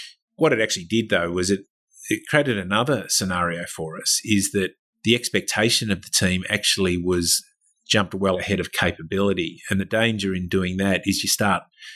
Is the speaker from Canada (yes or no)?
no; Victoria, Australia; moved away; I was from Victoria